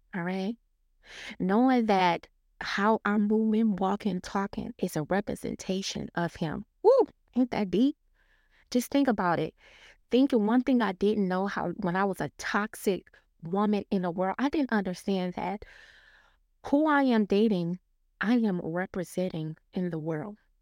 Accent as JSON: {"language": "English", "town": "Detroit", "region": "Michigan", "country": "United States", "tie": "born or raised there", "said": "I grew up in Detroit, Michigan"}